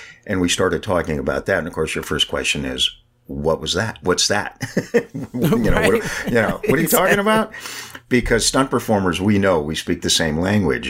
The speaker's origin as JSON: {"language": "English", "town": "San Francisco", "region": "California", "country": "United States", "tie": "born or raised there", "said": "I'm born and raised in San Francisco, and I mean really in San Francisco"}